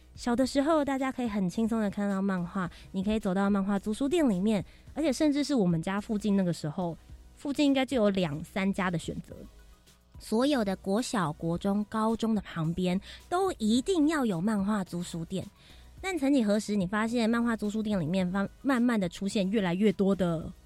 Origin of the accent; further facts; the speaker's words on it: Taipei, Taiwan; 我们家从小就住在市大